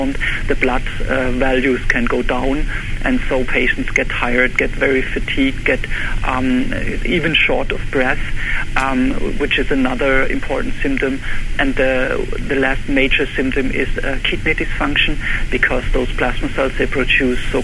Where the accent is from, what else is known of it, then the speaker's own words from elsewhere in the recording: Germany; English is a second language; moved away as an adult; also born or lived in Heidelberg, Germany; now in Buffalo, United States; I'm actually originally from Germany, and I was trained in Heidelberg Medical School